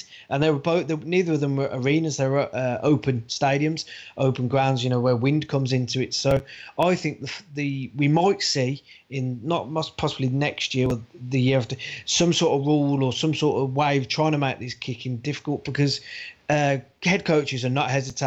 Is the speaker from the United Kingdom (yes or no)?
yes; United Kingdom; us as British fans